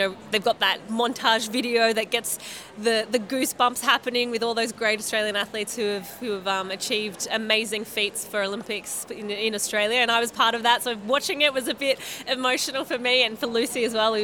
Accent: Marseille, Provence-Alpes-Côte d'Azur, France; from the south, I'm from Marseille

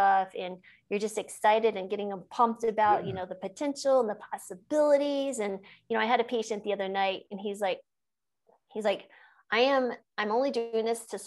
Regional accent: New Mexico, United States; I grew up in New Mexico

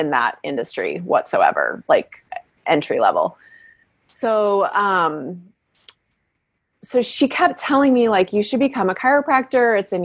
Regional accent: Washington, United States; moved away as an adult; also born or lived in Davenport, Iowa / Massachusetts / San Francisco, California; now in Berkeley, United States; And then we moved to Washington, and I grew up in various practices there. And worked in his office as a teenager.

